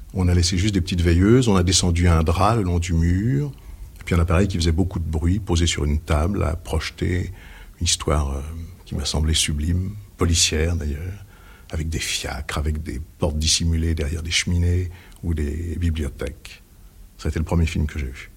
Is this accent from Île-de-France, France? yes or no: yes; Paris, Île-de-France, France; Je suis parisien. J'étais d'une petite bourgeoisie du 9e arrondissement. Je suis né Chaussée-d'Antin, j'y ai vécu 16 ans.